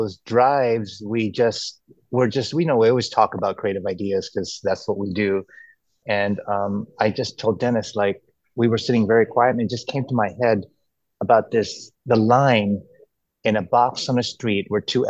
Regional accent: Philippines; moved away; being Filipino, coming from the Philippines

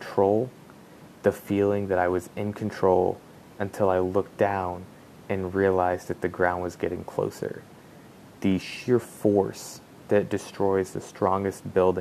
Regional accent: Oklahoma, United States; growing up in Oklahoma, in the middle of Tornado Alley

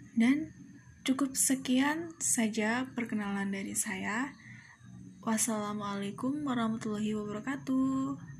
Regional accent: Cempaka village, Bumijawa district, Tegal Regency, Central Java, Indonesia; asal saya dari Desa Cempaka, Kecamatan Bumi Jawa, Kabupaten Tegal

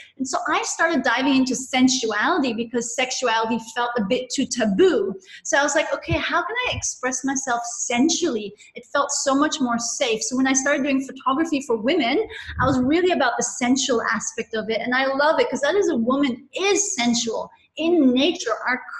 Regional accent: India; also born or lived in Nepal / Hong Kong / London; So I grew up in Nepal and India, and when I was, and then I had 5 years in Hong Kong between ages 12, 11 and 16. And then at 16, I went back to boarding school in India.

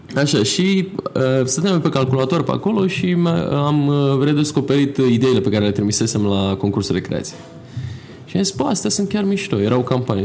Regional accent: Bucharest, Romania; m-am născut în București, în militar mai exact

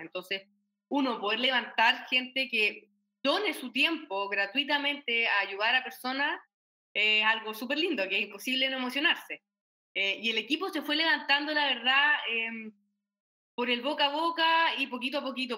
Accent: Chile; como chilenos

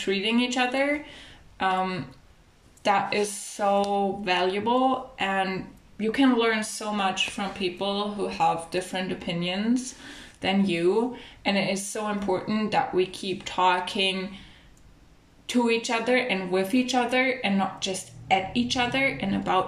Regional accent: Germany; growing up in Germany, which is really like a multicultural society

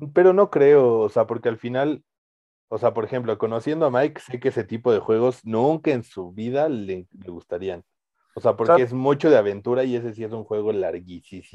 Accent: Mexico; nosotros que somos mexicanos

